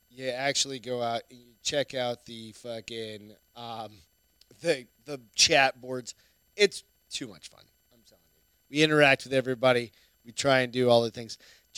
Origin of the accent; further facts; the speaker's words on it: New Hampshire, United States; accent: New Hampshire; I'm from New Hampshire. It's taken me 25 years to get rid of my goddamn New Hampshire.